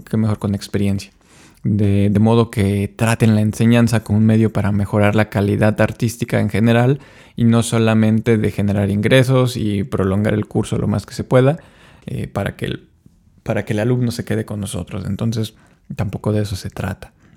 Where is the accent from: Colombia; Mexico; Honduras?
Mexico; como latinos y como mexicanos